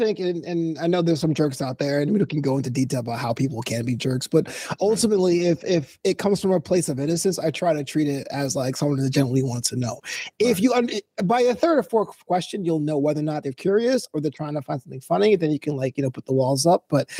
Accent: New York City, New York, United States; So I'm from New York City, Brooklyn, but St. Augustine, Florida is the opposite.

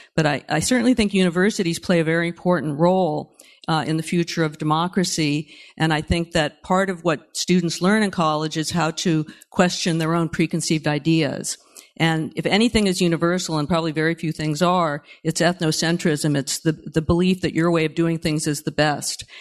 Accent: Berkeley, California, United States; I grew up in Berkeley during the nineteen sixties

